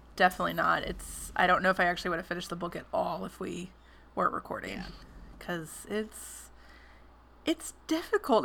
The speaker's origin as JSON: {"language": "English", "town": "West Memphis", "region": "Arkansas", "country": "United States", "tie": "born or raised there", "said": "my hometown, which is West Memphis"}